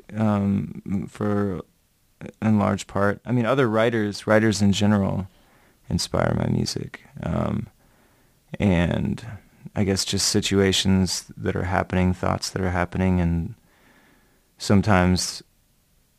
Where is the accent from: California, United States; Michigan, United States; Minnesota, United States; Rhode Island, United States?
Minnesota, United States; also born or lived in Olympia, Washington; I was born in Minnesota